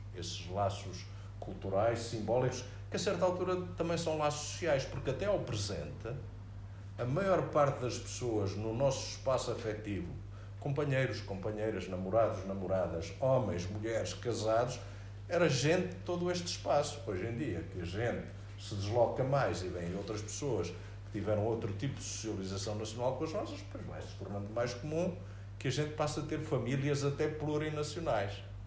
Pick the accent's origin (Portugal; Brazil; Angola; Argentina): Portugal; first language Portuguese; Eu sou português